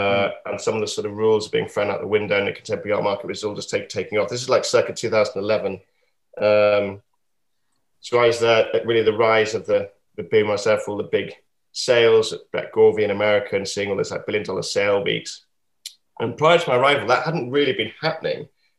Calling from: Yorkshire and the Humber, United Kingdom; From North Yorkshire, from a place called Sutton Park, which is a beautiful Regency. We call them like stately homes here in England

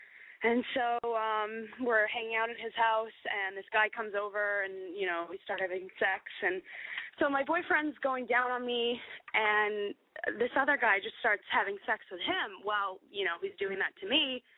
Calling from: Hudson, Florida, United States; I'm 25. I'm calling from a town called Hudson, Florida.

